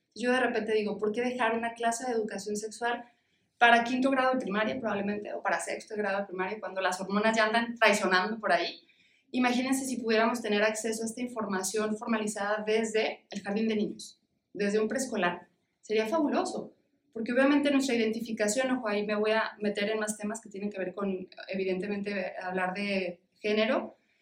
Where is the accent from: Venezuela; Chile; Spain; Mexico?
Mexico; en nuestra cultura como mexicanos